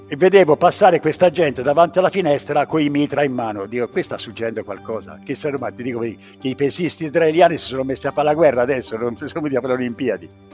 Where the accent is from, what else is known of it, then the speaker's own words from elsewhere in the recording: Pescia, Tuscany, Italy; moved away as an adult; also born or lived in Paris, France; Vengo da Pescia